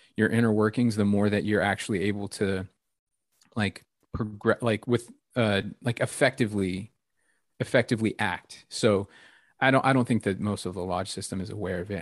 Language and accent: English; Victorville, California, United States; moved away; my hometown of victorville middle of nowhere desert in california in the mojave